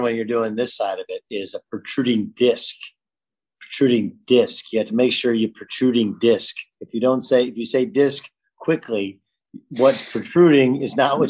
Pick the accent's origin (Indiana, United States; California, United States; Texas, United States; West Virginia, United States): California, United States; Orange County; I grew up in Orange County, man. It looks like everything out of the 80s that you would think of. Most of the houses look the same. They're all small lots or whatever.